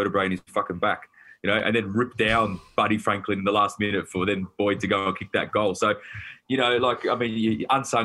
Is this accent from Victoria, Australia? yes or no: yes; Melbourne, Victoria, Australia; I'm a Wog from the Western Suburbs